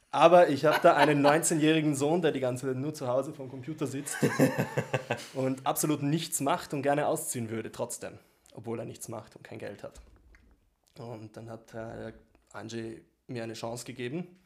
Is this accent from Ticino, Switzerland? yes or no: yes; Ticino, Switzerland; Tessiner, ne? Ich bin aus dem Tessin.